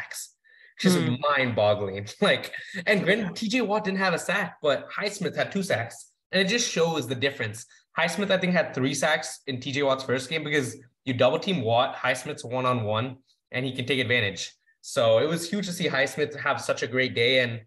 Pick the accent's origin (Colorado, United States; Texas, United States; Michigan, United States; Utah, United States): Texas, United States; Dallas; also born or lived in Pittsburgh, Pennsylvania; now in Albany, United States; I'm originally from Dallas